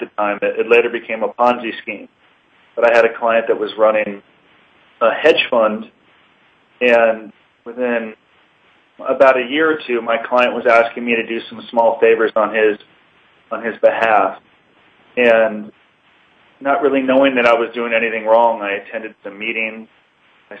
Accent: Los Angeles, California, United States; I grew up in Encino, California, and had good parents

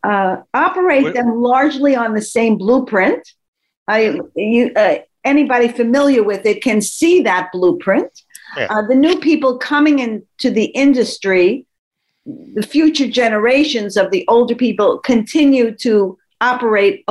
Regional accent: New York City, New York, United States; I grew up in East Flatbush.

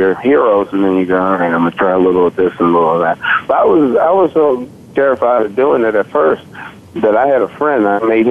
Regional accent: Remington, Virginia, United States; accent: southern twang; now in New Jersey, United States; I'm originally from Remington, Virginia

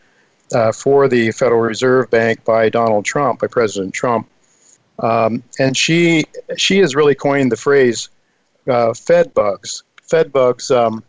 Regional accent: United States; we as an American people

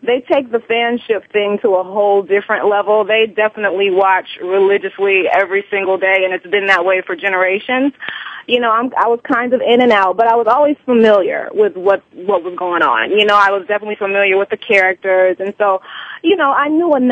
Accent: Columbia, South Carolina, United States; moved away; also born or lived in Orangeburg, South Carolina; So I was born in Orangeburg, but I grew up in Columbia, South Carolina

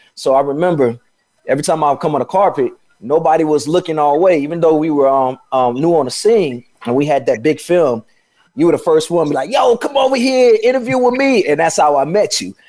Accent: Chicago, Illinois, United States; moved away as an adult; also born or lived in Atlanta / Los Angeles; I'm from Chicago

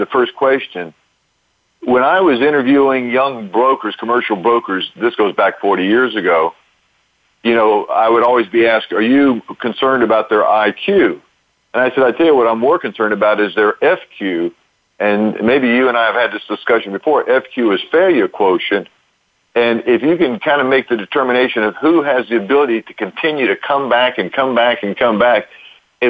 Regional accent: Lake Charles, Louisiana, United States; now in Orlando, United States; I'm from Louisiana. I grew up in a neat little city in Southwest Louisiana called Lake Charles, not too far from Texas

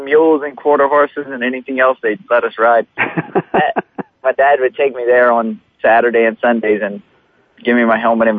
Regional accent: Lafayette, Louisiana, United States; I grew up in Lafayette, Louisiana, around Evangeline Downs and Delta Downs, and grew up on the backside of the racetracks there ever since we were 4 years old, me and my little brother, Kobe.

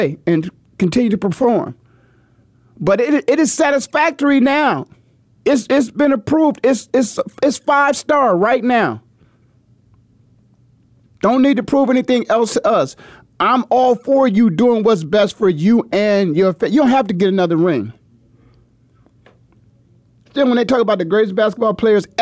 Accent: Canton, Ohio, United States; growing up in the Midwest like I did, 20 minutes down the road from LeBron in Canton

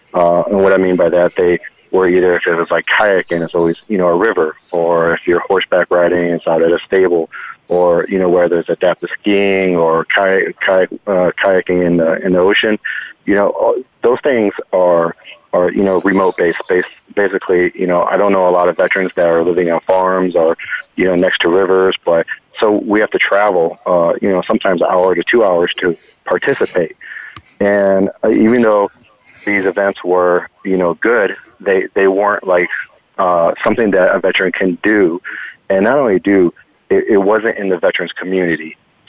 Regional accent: Cleveland, Ohio, United States; also born or lived in Cincinnati / California; now in Tampa, United States; And coming from Ohio, where typically I moved from Cleveland to Cincinnati, and I thought, you know, I wasn't going to get the effects of winter in Cincinnati.

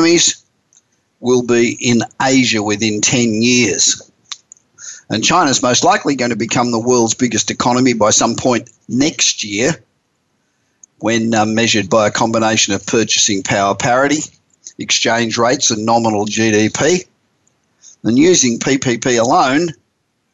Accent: Australia; now in United States; as an Australian, although I've lived in the United States for over 30 years

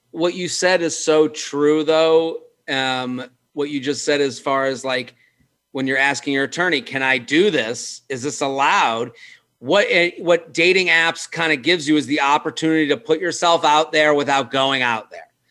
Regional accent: Needham, Massachusetts, United States; now in New York City, United States; I'm from Needham, and Needham's like a you know it's like a suburban town

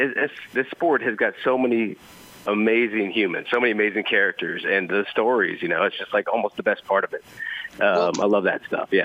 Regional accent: Kansas City, United States; now in New Orleans, United States; I'm from Kansas City

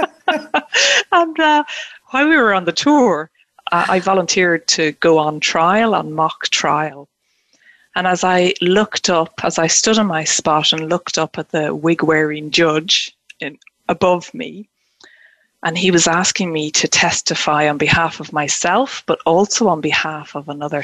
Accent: Ireland; moved away as an adult; now in Scotland; native to me as Irish, you know, born and bred and living in Ireland, yeah, and now in Scotland

